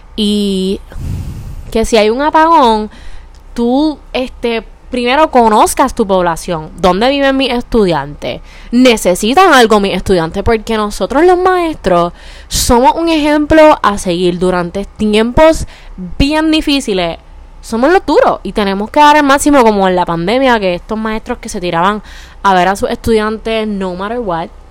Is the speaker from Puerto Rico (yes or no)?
yes; Bayamón, Puerto Rico; yo soy de Bayamón